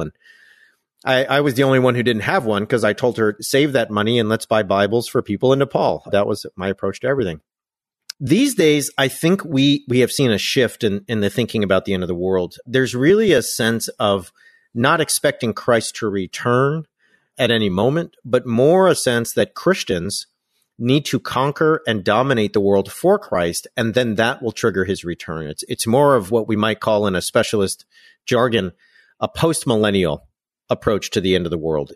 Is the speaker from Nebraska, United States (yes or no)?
no; Orange County, California, United States; also born or lived in United Kingdom / France; where I grew up in Orange County